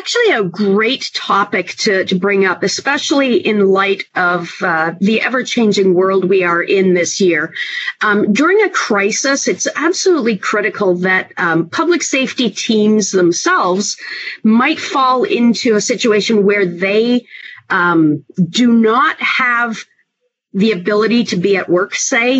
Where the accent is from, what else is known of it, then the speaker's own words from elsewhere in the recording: Canada; now in United States; and then I'm originally from Canada. I moved to the United States and I started working in parcel mapping, utility mapping, and migrated my way into public safety GIS.